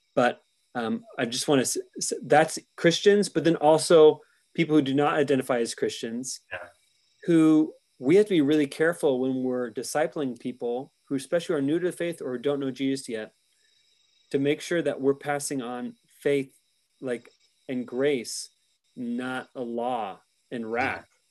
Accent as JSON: {"language": "English", "country": "United States", "said": "as an American"}